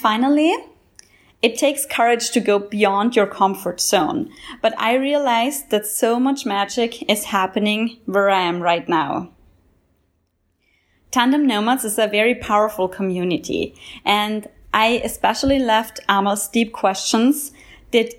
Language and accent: English; Austria; also born or lived in Ethiopia; now in Jamaica; I come from the Austrian mountains, moved to Ethiopia, and now I live and work as expat